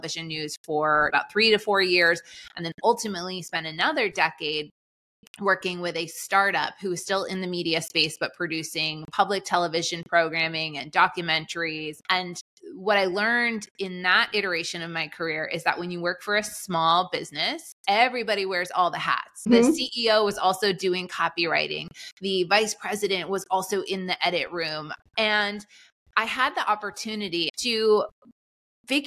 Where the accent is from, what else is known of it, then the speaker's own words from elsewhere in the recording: Boston, Massachusetts, United States; I grew up in Boston